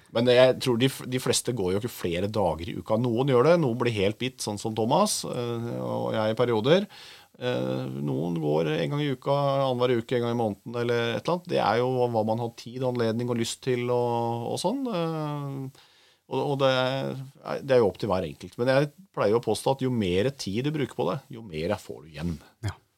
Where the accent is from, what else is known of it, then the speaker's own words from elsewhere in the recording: Oslo, Norway; er fra Oslo